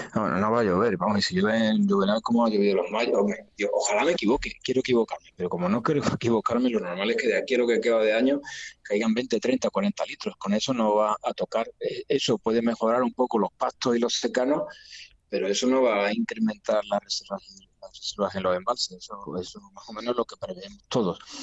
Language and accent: Spanish; Andalusia, Spain; somos españoles y andaluces